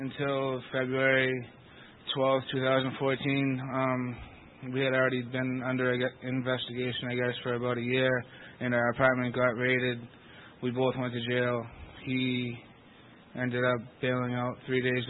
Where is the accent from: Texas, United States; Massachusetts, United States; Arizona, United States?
Massachusetts, United States; Lowell; I'm from Lowell, Massachusetts